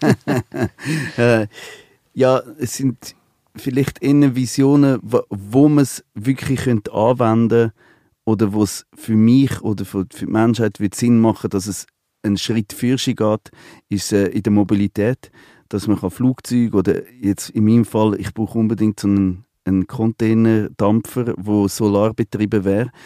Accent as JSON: {"language": "German", "country": "Côte d’Ivoire", "tie": "born or raised there", "moved": "yes", "lives_now": "Switzerland", "said": "Ich bin an der Elfenbeinküste aufgewachsen. Ich bin seit 40 Jahre nicht mehr dort"}